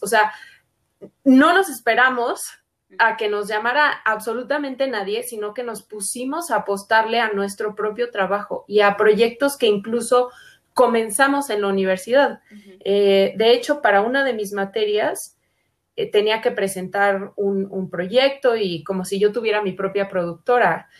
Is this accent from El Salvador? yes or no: no; Mexico; como artistas mexicanas